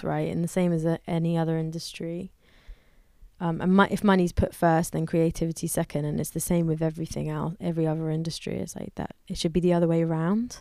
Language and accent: English; London, United Kingdom; I grew up in London